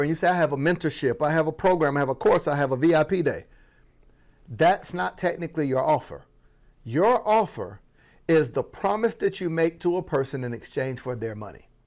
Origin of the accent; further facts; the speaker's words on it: Florida, United States; I'm from Florida, that was my accent